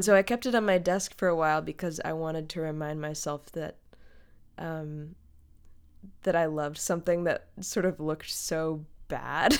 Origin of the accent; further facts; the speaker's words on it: the Berkshires, Western Massachusetts, United States; now in Brooklyn, United States; I live in Brooklyn, New York, um, though I'm originally from Western Massachusetts, uh, from an area called the Berkshires